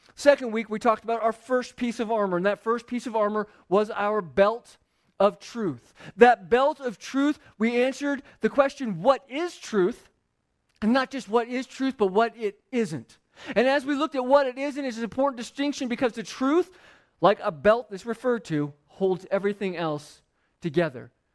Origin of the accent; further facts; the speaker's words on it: Phoenix, Arizona, United States; I grew up in Phoenix where the ground was, like, a thousand degrees all the time